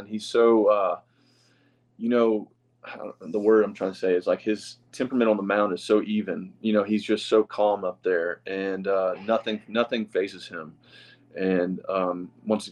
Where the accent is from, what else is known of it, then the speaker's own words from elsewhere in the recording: the South, United States; we're two guys from the South who love to go fishing